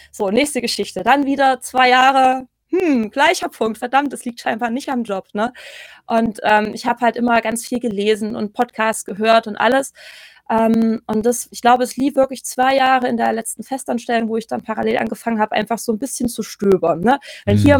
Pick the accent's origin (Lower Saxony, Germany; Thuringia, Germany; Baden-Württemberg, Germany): Thuringia, Germany; ich komme ursprünglich aus Thüringen, ähm, in der Nähe von Erfurt so ein Stündchen